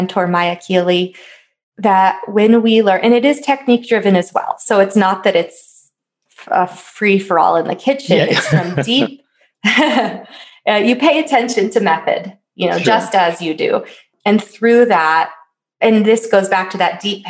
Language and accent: English; East Coast, United States; now in Colorado, United States; I grew up on the East Coast